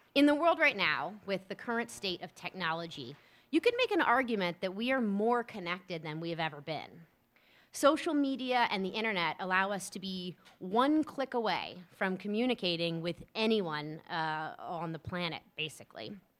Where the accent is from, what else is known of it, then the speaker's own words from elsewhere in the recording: New Orleans, Louisiana, United States; also born or lived in Columbus, Ohio / Atlanta, Georgia; now in Rockville, United States; I'm originally from New Orleans, Louisiana, uh, that will always be my home